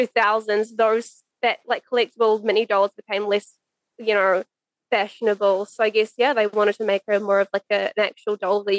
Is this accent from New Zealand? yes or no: yes; West Coast, New Zealand; I grew up on the West Coast, which is a very small area.